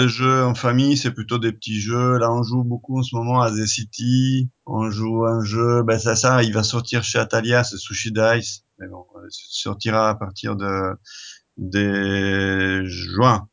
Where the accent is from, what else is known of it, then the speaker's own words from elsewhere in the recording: Italy; French is a second language; moved away as an adult; now in France; Je suis italien